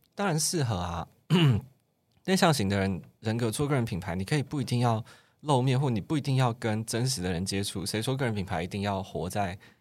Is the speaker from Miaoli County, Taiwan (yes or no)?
no; Kaohsiung, Taiwan; 我是高雄人